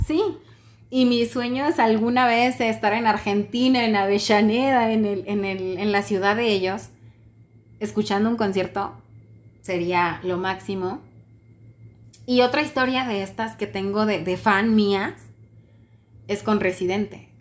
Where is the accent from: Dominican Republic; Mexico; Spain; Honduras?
Mexico; Le dije, mexicana